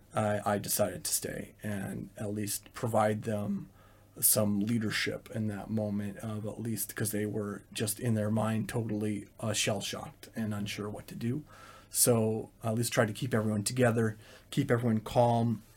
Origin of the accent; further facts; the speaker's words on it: Calgary, Alberta, Canada; first language English; moved away as an adult; now in Ukraine; my hometown of Calgary